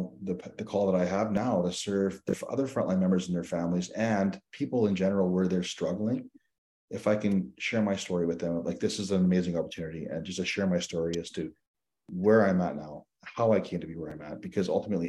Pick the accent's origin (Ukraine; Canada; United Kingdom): Canada; Saskatchewan; also born or lived in Newfoundland and Labrador / Alberta; I was born in Newfoundland, which is on the East Coast. And we, moved out to Alberta. I spent some time in Alberta, and I moved to Saskatchewan